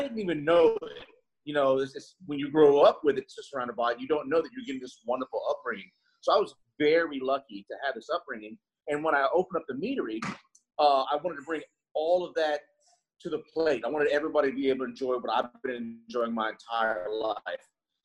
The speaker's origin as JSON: {"language": "English", "town": "Rayne", "region": "Louisiana", "country": "United States", "tie": "born or raised there", "lives_now": "New Orleans, United States", "said": "I grew up in Rain, Louisiana, right outside Lafayette area. It's in the heart of Cajun country."}